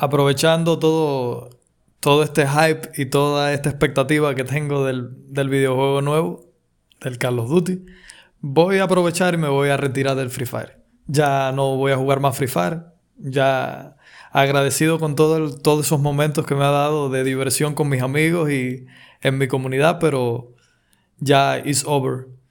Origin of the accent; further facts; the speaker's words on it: Cuba; aquí en mi país cubano